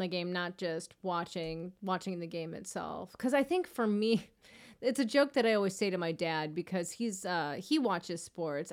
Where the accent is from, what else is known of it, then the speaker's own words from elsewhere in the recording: Chicago South suburbs, Illinois, United States; I grew up in the South suburbs